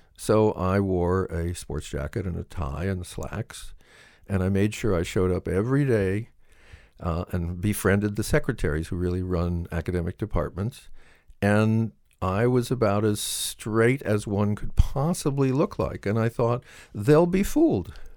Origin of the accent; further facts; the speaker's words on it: Southern California, United States; I was brought up in Southern California